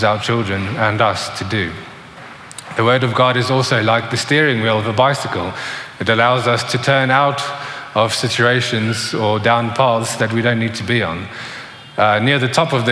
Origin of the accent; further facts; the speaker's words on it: South Africa; when I was growing up in South Africa, probably around the age of 8 or 9